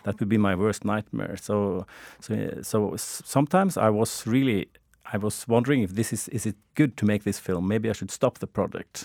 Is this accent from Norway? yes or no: yes; Norway; I'm from Norway